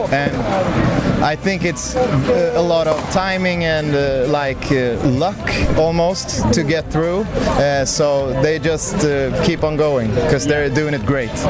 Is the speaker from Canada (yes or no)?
no; Sweden; We are from Sweden, and you're listening to Radio International with ….